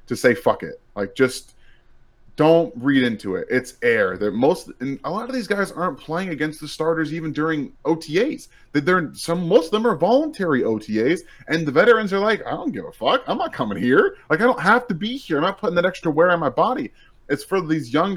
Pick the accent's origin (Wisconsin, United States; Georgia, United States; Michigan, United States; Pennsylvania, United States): Michigan, United States; moved away as an adult; also born or lived in California; now in Kansas City, United States; I grew up in Michigan.